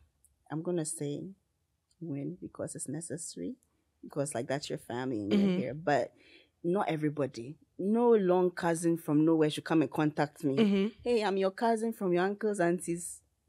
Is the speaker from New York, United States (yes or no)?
no; North Carolina, United States; Because I'm from North Carolina.